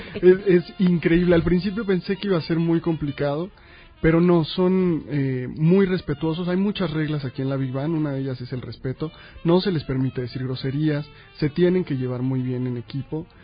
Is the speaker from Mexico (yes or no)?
yes; Mexico; Yo estoy convencido de que como mexicano